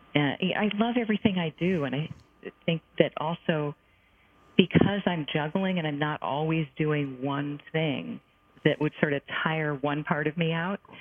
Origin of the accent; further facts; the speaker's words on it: United States; I'm an American Jewish person